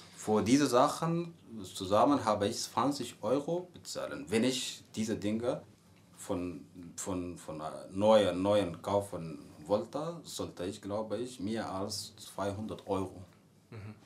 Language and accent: German; Sudan; German is a second language; moved away as an adult; now in Potsdam, Germany; ich komme aus dem Sudan, ich bin in, so in Deutschland seit drei Jahren. Äh, ich wohne in Potsdam